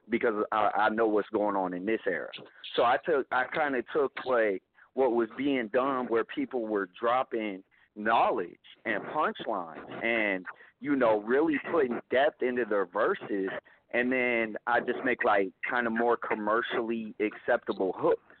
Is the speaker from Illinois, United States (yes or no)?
no; Oklahoma, United States; born there; I was born in Oklahoma, and I dropped out of school in eighth grade.